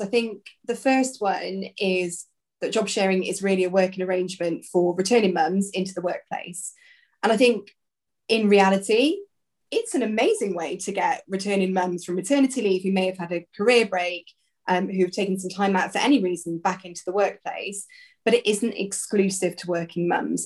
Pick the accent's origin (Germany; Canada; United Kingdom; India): United Kingdom; South Wales; now in Kent, United Kingdom; originally I'm from South Wales